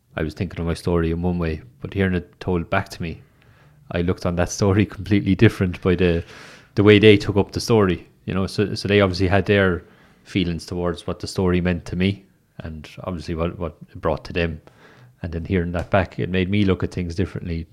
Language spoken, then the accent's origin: English; Waterford, Munster, Ireland; now in Limerick, Ireland; I'm from Waterford originally, so when I moved to Limerick